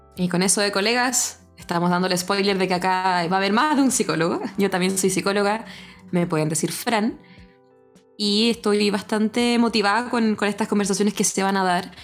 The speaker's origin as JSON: {"language": "Spanish", "region": "Antofagasta", "country": "Chile", "said": "Me siento completamente antofagastina también, así que si de repente se me salen algunas palabras que en Santiago no se usan ahí"}